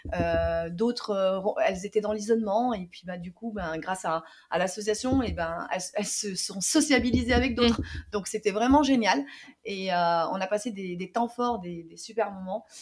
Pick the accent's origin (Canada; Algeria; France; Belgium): Algeria; moi en tant que algérienne